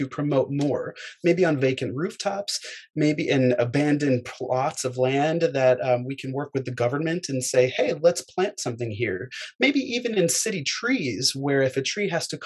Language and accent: English; Fairfield, Connecticut, United States; also born or lived in Manhattan, New York; I was born in Manhattan, and I grew up in Fairfield, Connecticut